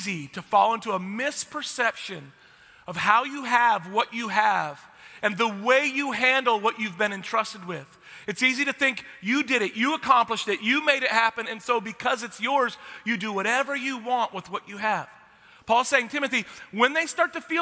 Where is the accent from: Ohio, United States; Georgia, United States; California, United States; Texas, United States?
Texas, United States; I'm from Texas